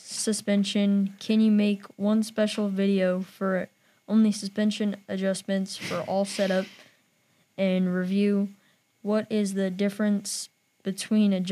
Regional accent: India; I'm from India.

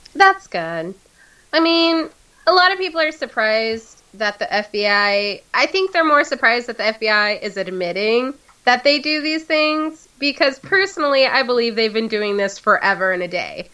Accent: United States; I'm American

